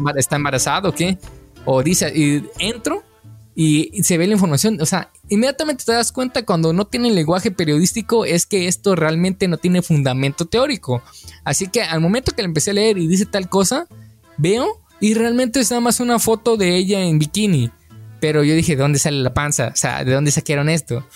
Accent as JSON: {"language": "Spanish", "country": "Mexico", "said": "nosotros como mexicanos"}